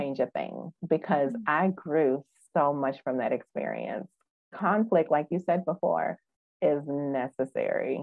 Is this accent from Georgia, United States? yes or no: no; Wisconsin, United States; now in Memphis, United States; I'm from Wisconsin.